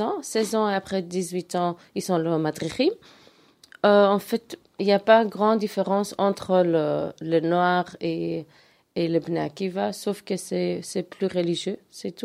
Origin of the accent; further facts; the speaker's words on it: Antwerp, Flanders, Belgium; je suis grandi en Verse